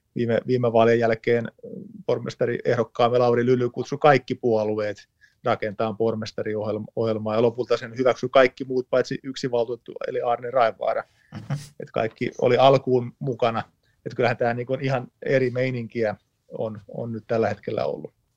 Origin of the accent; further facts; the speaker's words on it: Tampere, Pirkanmaa, Finland; olen lähtöisin Lentävänniemestä